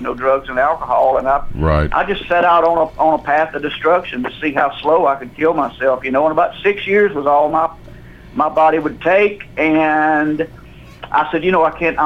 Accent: Jackson, Mississippi, United States; moved away as an adult; now in Nashville, United States; I grew up in Jackson, Mississippi.

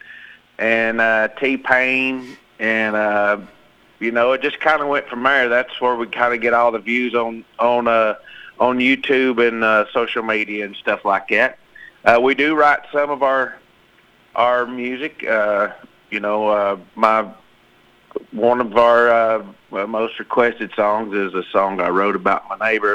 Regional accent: Arkansas, United States; moved away as an adult; now in Nashville, United States; We was raised in Arkansas. We got a farm there

